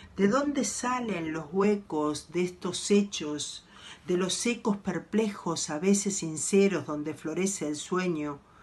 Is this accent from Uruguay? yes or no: yes; Montevideo, Uruguay; soy de Montevideo, Uruguay